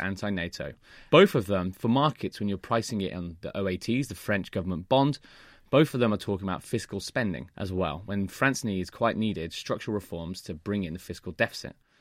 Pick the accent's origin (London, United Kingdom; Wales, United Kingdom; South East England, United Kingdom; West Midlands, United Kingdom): West Midlands, United Kingdom; Birmingham; moved away; I'm going to watch a football game in my hometown.